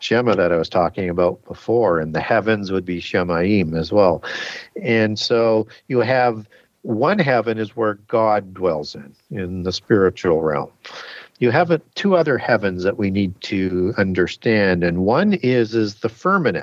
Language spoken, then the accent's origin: English; Canada; I'm from Canada.